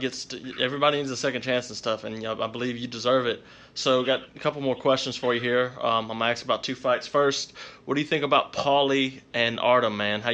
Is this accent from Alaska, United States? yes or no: no; Baton Rouge, Louisiana, United States; Rouge. I'm from Baton